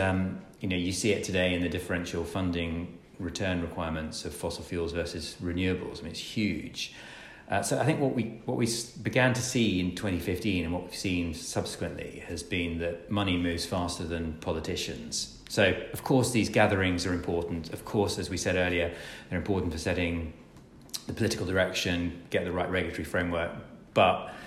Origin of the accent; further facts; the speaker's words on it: Scotland, United Kingdom; I'm Scottish.